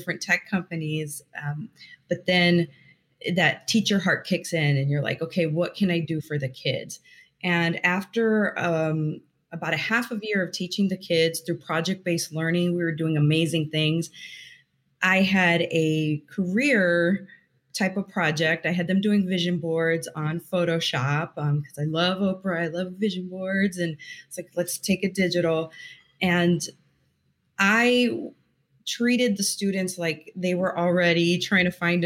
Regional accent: Northwest Indiana, United States; moved away as an adult; now in Texas, United States; I'm a Texas transplant. So I grew up in Northwest Indiana by Chicago

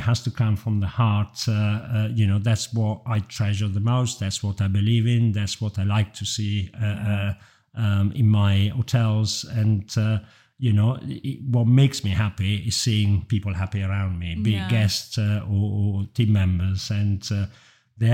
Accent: Italy; moved away as an adult; also born or lived in Munich / London / Stroud; now in Cotswolds, United Kingdom; I grew up in Italy

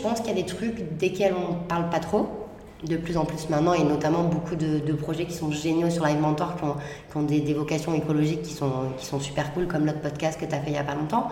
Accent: Marseille, Provence-Alpes-Côte d'Azur, France; J'ai grandi, euh, à Marseille, dans, avec les gens, euh, Marseille huitième

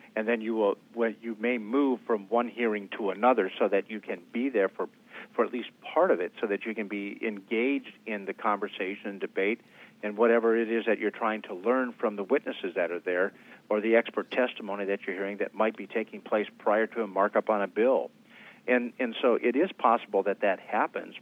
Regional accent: Wisconsin, United States; My home state of Wisconsin

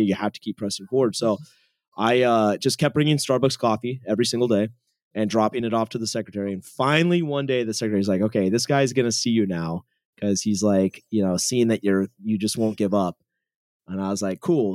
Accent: San Jose, California, United States; Born and raised in San Jose, California. So, Silicon Valley kid.

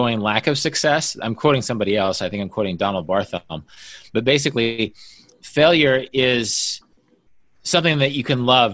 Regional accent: Kansas, United States; moved away; I was from Kansas

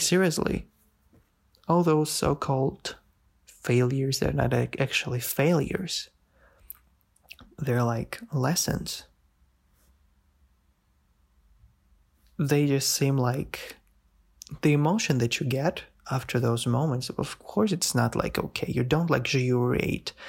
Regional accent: Russia; also born or lived in St. Petersburg, Russia; I transferred in here in my hometown

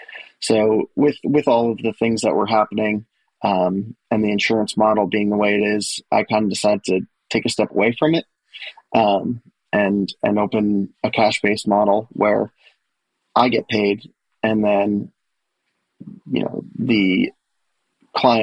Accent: New York City, New York, United States; moved away as an adult; also born or lived in Delaware; now in Nashville, United States; I'm originally from the New York City area

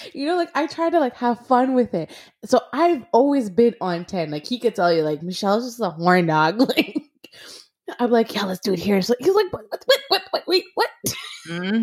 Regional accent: Montreal, Quebec, Canada; moved away as an adult; now in Toronto, Canada; I'm originally from Montreal. I had moved to Toronto

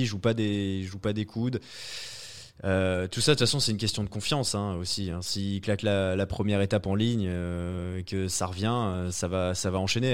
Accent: France; en tant que Français

